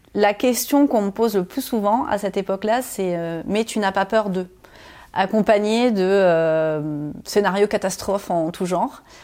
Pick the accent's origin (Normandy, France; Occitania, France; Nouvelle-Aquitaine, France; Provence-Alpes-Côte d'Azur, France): Normandy, France; moved away; j'ai grandi dans un tout petit village de 200 habitants en Normandie